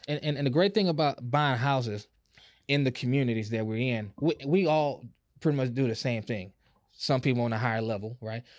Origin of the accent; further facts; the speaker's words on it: Houston, Texas, United States; I grew up on Club Creek and, and, and Fifth Ward